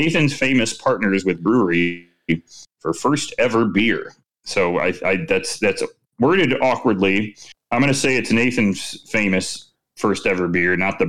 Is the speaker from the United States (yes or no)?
yes; Chicago, Illinois, United States; moved away; my hometown, born and raised in city, as is Chicago